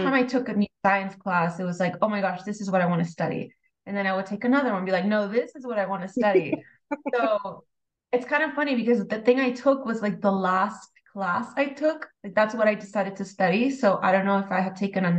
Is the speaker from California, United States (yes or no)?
yes; San Diego, California, United States; I grew up in San Diego.